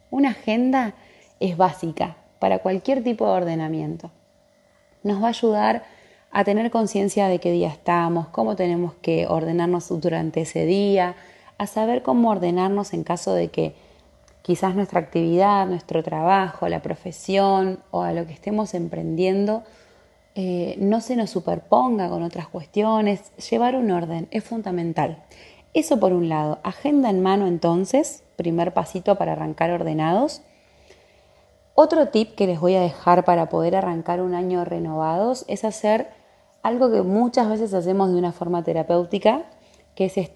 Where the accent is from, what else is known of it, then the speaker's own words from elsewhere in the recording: Comodoro Rivadavia, Chubut, Argentina; soy de Comodoro Rivadavia, de la Patagonia Argentina.